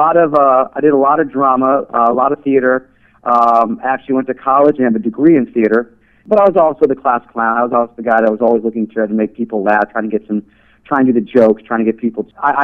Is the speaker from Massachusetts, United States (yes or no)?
no; New York City, New York, United States; now in Las Vegas, United States; Originally from Queens, New York.